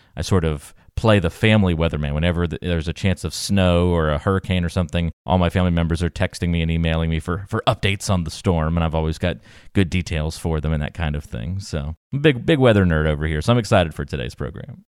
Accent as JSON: {"language": "English", "region": "East Coast", "country": "United States", "tie": "born or raised there", "said": "Growing up on the East Coast, we just had a basement"}